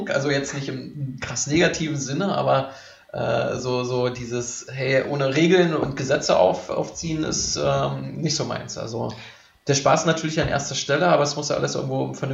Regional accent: East Germany, Germany; Also ich komme ja aus Ostdeutschland

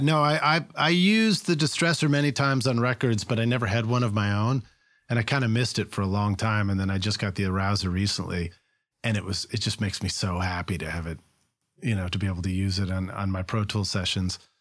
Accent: Boston, Massachusetts, United States; moved away; I'm from Boston originally

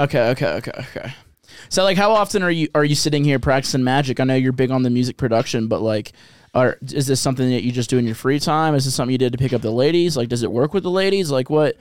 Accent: New Orleans, Louisiana, United States; I come from New Orleans

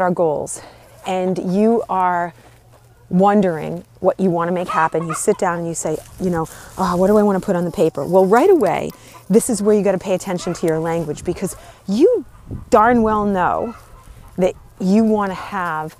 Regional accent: Northeast, United States; I grew up in the Northeast

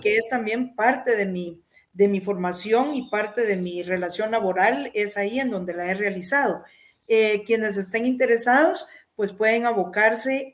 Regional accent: Jutiapa, Guatemala; mi pueblo natal, Jutiapa

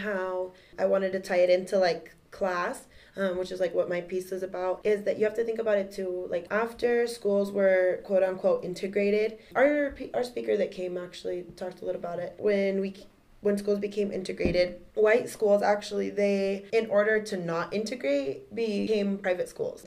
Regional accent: Aurora, Colorado, United States; I grew up in Aurora, and there's actually two school districts that run through Aurora

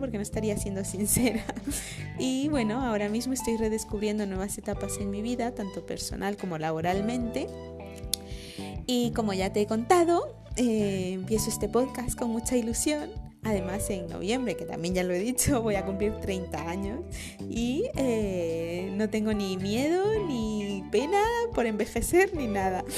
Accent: Guatemala; moved away as an adult; now in Madrid, Spain; esta parte chapina que tengo, que es toda prácticamente, porque nací en Guatemala

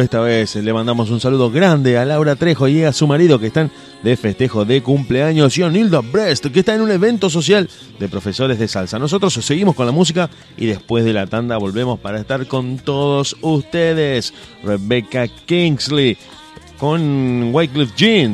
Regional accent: Rosario, Santa Fe, Argentina; somos de Rosario

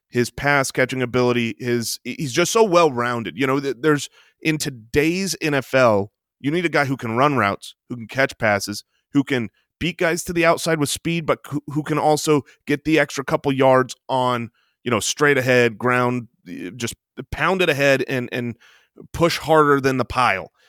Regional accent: Phoenix, Arizona, United States; we are from Phoenix

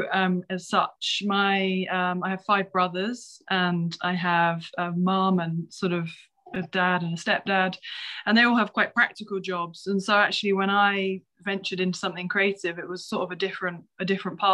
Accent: Kent, South East England, United Kingdom; I'm from Kent, which is about an hour from London.

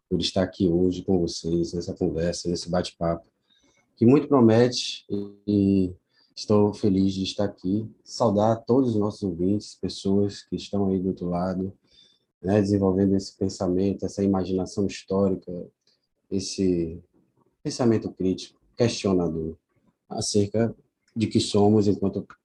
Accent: Itaparica, Bahia, Brazil; born there; Eu nasci na ilha de Taparica, na Bahia.

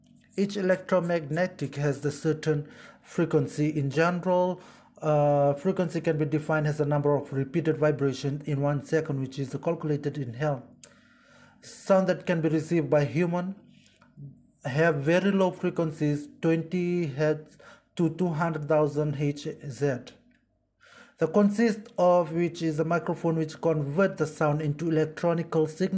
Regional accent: Fiji; moved away as an adult; now in Yogyakarta, Indonesia; I am from the Republic of Fiji.

